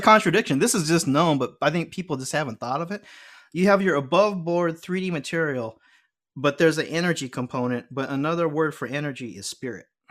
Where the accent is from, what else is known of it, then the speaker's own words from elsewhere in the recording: Los Angeles, California, United States; I'm a L A boy, but I grew up going to temple